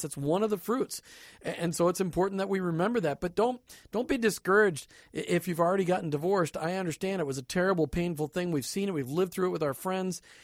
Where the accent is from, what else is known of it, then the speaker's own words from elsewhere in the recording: Minnesota, United States; moved away; I'm from Minnesota.